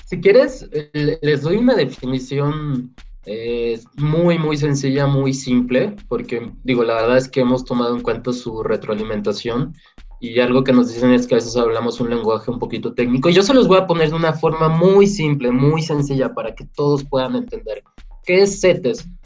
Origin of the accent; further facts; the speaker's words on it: Mexico; en México tenemos muchos problemas económicos